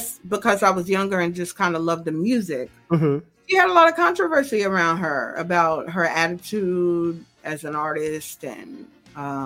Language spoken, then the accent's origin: English; New York, United States; I'm only from New York